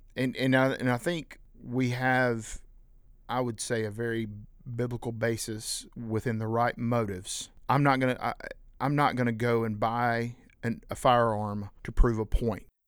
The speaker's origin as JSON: {"language": "English", "region": "South Carolina", "country": "United States", "said": "we, we're from South Carolina"}